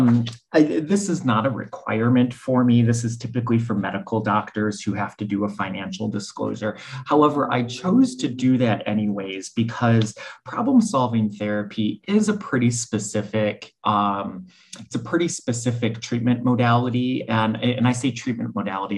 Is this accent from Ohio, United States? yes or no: yes; Cleveland, Ohio, United States; moved away as an adult; also born or lived in New Orleans / New York City; I'm originally from Cleveland. That's where I went to school